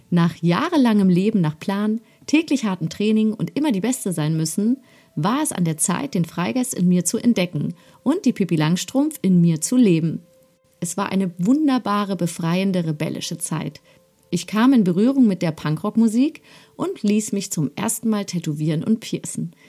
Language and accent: German; Halle, Saxony-Anhalt, Germany; also born or lived in Magdeburg / West Germany; Es ging also zurück in meine Geburtsstadt Halle und ich wurde bei meinen Großeltern in Magdeburg geparkt während sich meine Mom und mein Stiefvater wieder eine neue Existenz in Halle aufbauten